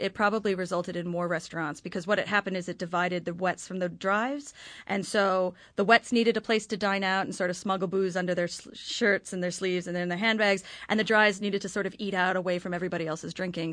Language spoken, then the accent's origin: English; Hamilton, Waikato, New Zealand; I'm from Hamilton, New Zealand